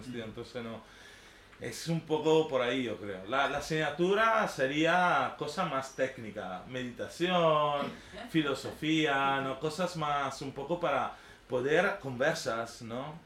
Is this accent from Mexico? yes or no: no; a village on Lake Garda, near Verona, Veneto, Italy; Spanish is a second language; moved away as an adult; now in Barcelona, Spain; Y vengo de Italia, de un pueblito su lago de Garda, cerca de Verona